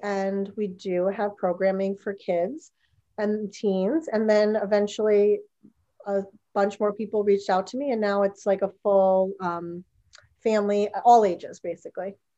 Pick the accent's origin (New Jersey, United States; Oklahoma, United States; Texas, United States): New Jersey, United States; moved away; I'm from New Jersey